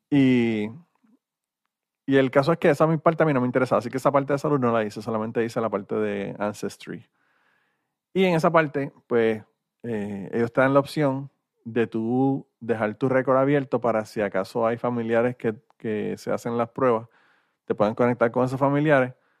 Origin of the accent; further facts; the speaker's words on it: Puerto Rico; moved away; soy de Puerto Rico